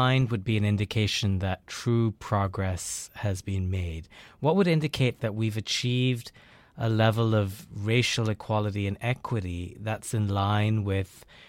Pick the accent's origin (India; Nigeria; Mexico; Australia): India; now in United States